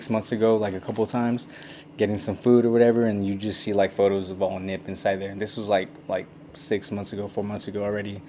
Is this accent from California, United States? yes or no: yes; Hollister, California, United States; moved away as an adult; now in Los Angeles, United States; I'm from I'm from Hollister.